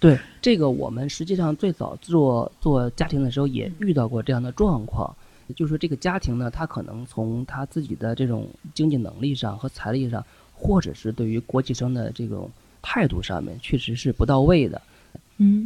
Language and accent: Chinese; China; 我们中国人